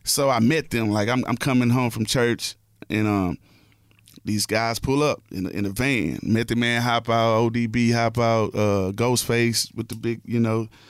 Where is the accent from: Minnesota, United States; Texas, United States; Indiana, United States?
Texas, United States; Houston; I'm from Houston